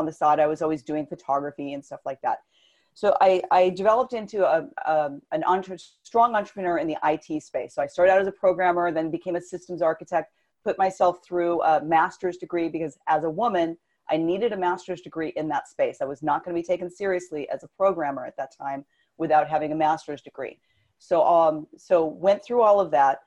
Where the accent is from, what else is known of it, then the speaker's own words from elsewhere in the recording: Southern California, United States; I grew up in Southern California